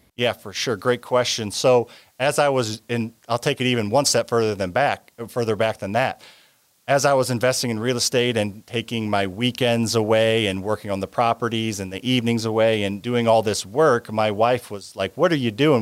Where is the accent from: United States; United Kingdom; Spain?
United States; Midwest; I grew up in the Midwest